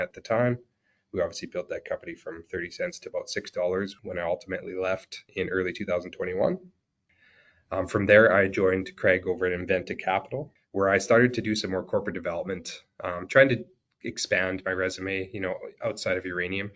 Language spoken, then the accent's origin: English; Saskatchewan, Canada; I grew up in Saskatchewan.